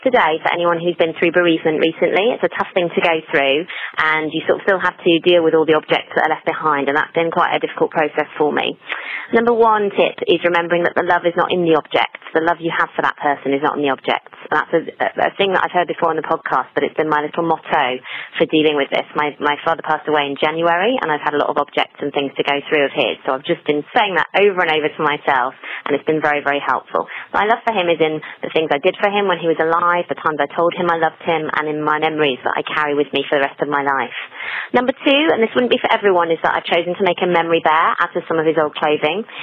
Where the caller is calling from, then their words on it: Hertfordshire, East of England, United Kingdom; I'm calling from Hertfordshire in the UK